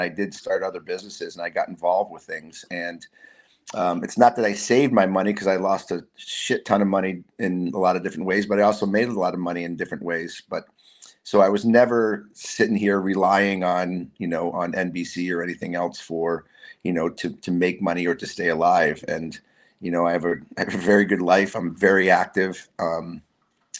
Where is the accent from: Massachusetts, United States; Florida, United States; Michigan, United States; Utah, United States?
Massachusetts, United States; Massachusetts, my home state.